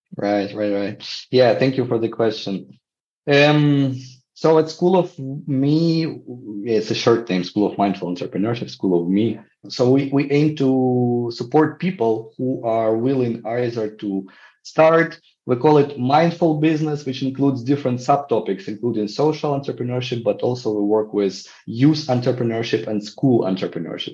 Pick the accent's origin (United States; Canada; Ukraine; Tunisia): Ukraine; I'm from Ukraine and I work to develop social entrepreneurship field here